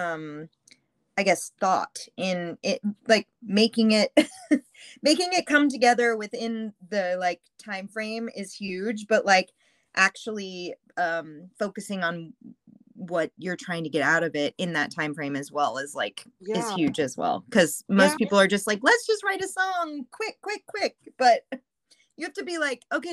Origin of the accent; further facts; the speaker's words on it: Anaheim, California, United States; also born or lived in New York; I'm from Anaheim